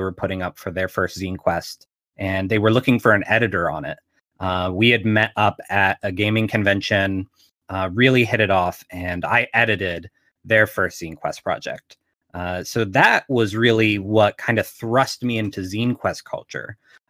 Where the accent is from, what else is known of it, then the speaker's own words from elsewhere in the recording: Pittsburgh, Pennsylvania, United States; So I'm from Pittsburgh, Pennsylvania, and we have a yearly zine fair here in the city.